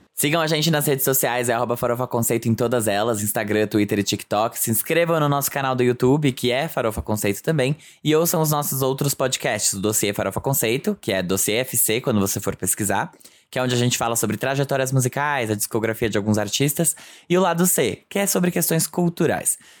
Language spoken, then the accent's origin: Portuguese; São Bernardo do Campo, São Paulo, Brazil; morei durante a minha infância em São Bernardo